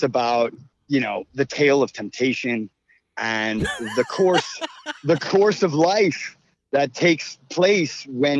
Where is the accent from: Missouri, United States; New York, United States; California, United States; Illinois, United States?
New York, United States; New York City; that's what, you know, we're from the Big Apple. It's all about the apple.